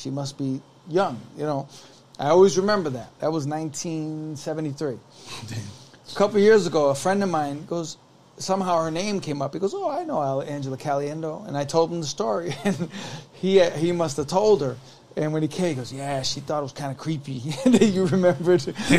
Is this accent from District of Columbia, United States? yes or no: no; Connecticut, United States; born or raised there